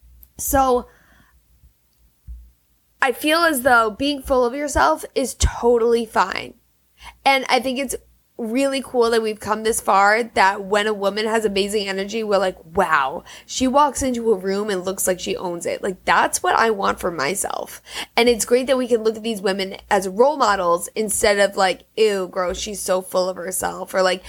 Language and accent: English; Germany; born there; then I was born in Germany, this whole thing.